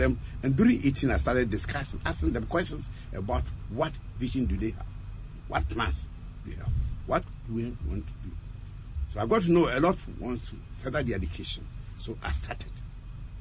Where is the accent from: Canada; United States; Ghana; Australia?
Ghana; Offinso, Ashanti; from Ofenso